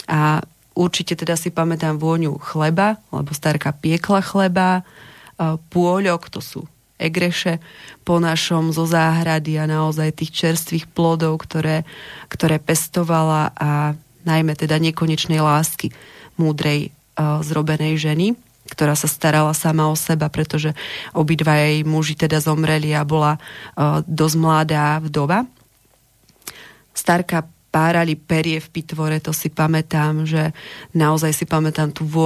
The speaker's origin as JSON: {"language": "Slovak", "town": "Čierny Balog", "region": "Banská Bystrica Region", "country": "Slovakia", "tie": "born or raised there", "said": "Čierny balok, neviem, či poslucháči poznajú, ale ak nie, tak by som možno ho trošku predstavila, takže podľa mňa je to stále naozaj taká dedina plná pracovitých ľudí, plná tradícií, plná viery"}